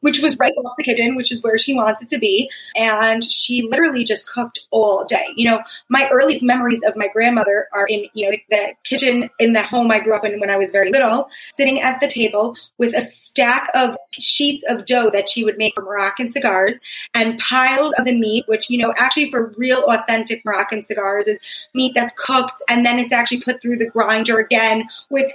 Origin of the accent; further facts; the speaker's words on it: Long Island, New York, United States; moved away as an adult; also born or lived in Manhattan, New York; now in Israel; I spent my whole life in Long Island